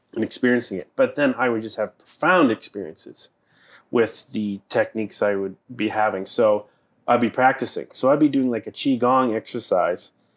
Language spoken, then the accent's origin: English; Boston, Massachusetts, United States; I am from the East Coast. I grew up in Boston.